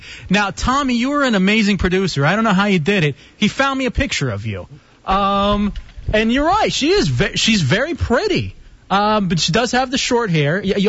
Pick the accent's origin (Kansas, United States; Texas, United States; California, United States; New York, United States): Texas, United States; moved away; I am actually from Texas.